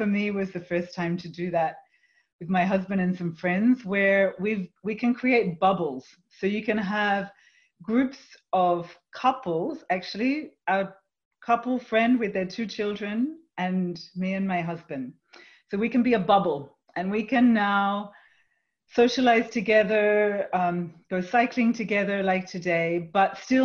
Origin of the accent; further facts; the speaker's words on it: Australia; moved away; also born or lived in Europe; I'm from Australia, and I hear family and friends and colleagues in Australia speaking in very different ways